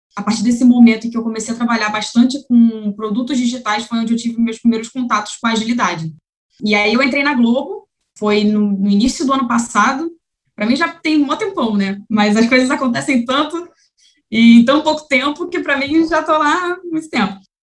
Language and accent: Portuguese; Rio de Janeiro, Brazil; sou aqui do Rio de Janeiro